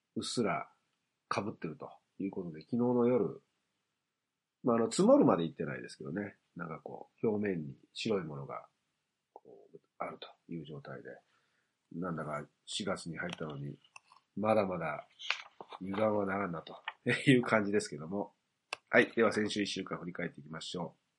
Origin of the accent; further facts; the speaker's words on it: Hiroshima, Japan; 僕の出身が広島だ